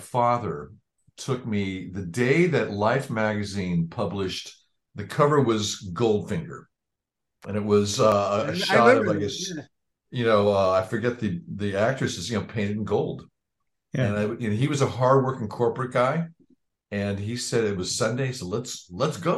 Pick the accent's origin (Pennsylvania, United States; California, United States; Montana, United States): California, United States; Marin County; moved away as an adult; also born or lived in Los Angeles; I came from Marin County, you know, across the Golden Gate Bridge from San Francisco